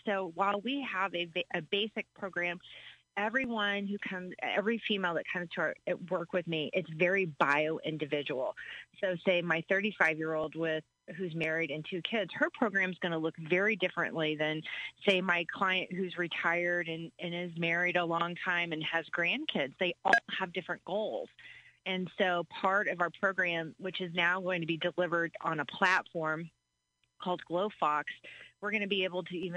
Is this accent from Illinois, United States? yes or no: yes; Clinton, Illinois, United States; moved away as an adult; also born or lived in the East Coast; now in Springfield, United States; I relocated back to Central Illinois in 2012. I grew up in Clinton, but I was out east for about 20 years